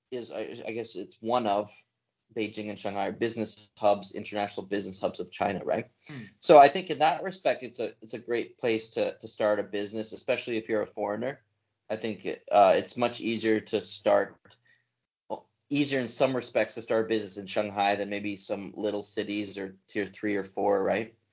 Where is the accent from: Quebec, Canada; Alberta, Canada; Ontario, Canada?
Alberta, Canada; You know, so I was yeah, growing up in Alberta. Alberta's the, the wild west of Canada.